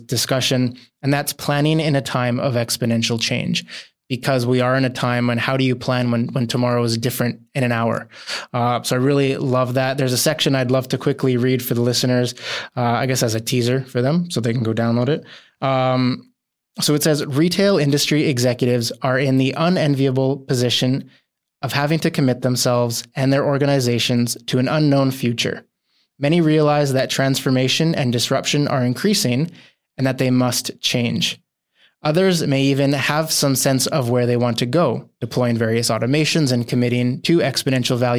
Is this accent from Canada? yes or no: yes; Canada; As a Canadian, I grew up on the ice